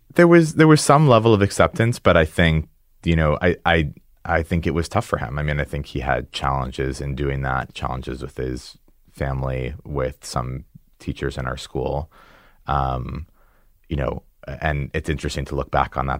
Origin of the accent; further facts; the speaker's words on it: Newton, Massachusetts, United States; grew up in, uh, in the suburb of Newton